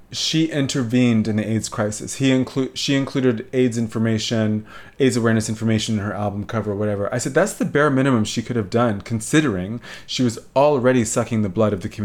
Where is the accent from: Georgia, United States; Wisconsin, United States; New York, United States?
Georgia, United States; Atlanta; I grew up in Atlanta